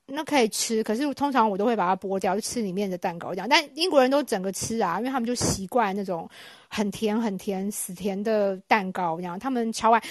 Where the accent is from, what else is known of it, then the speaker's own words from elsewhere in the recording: Taiwan; moved away as an adult; now in United Kingdom; 我们台湾人